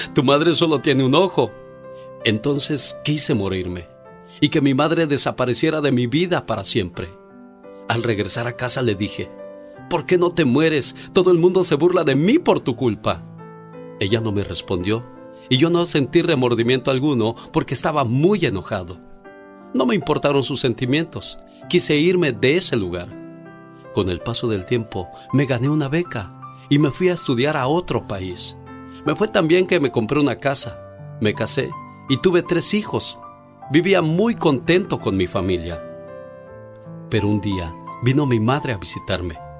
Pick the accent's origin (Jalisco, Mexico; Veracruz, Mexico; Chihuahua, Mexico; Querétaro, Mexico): Jalisco, Mexico; Villa Hidalgo; now in California, United States; un día salí de Villa Hidalgo, Jalisco pero Villa Hidalgo, Jalisco nunca salió de mí.